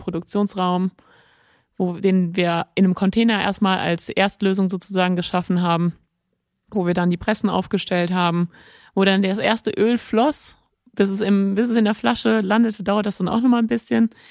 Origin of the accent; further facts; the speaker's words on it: Nörvenich, North Rhine-Westphalia, Germany; also born or lived in Mönchengladbach / Venlo; wir sind dann als Kinder, sind wir im Ort, wir sind im Ort aufgewachsen